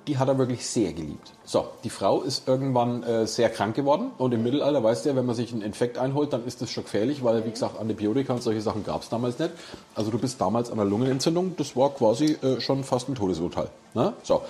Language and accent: German; Nuremberg, Bavaria, Germany; Hier bei uns in Nürnberg